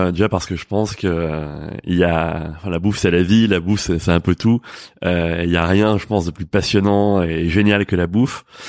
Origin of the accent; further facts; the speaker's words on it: Paris, Île-de-France, France; en tant que Parisien